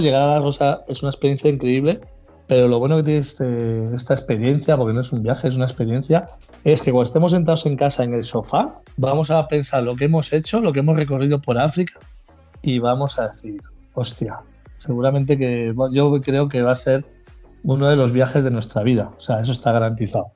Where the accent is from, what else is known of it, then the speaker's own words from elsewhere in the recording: Cantabria, Spain; Dentro de mi tierra